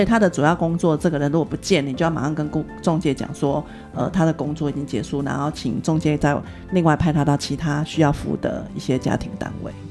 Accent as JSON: {"language": "Chinese", "country": "Taiwan", "said": "我们台湾人"}